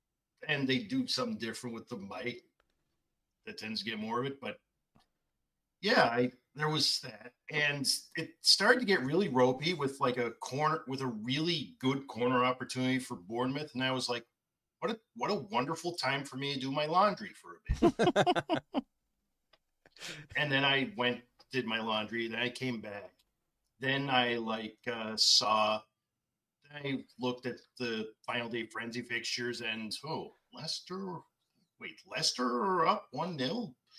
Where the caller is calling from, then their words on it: Dartmouth, Nova Scotia, Canada; Dartmouth, Nova Scotia.